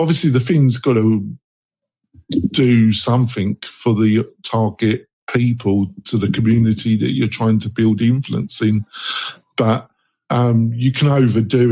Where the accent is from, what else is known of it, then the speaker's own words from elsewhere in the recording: England, United Kingdom; moved away; I'm English, so obviously my childhood, I watch a lot of Doctor Who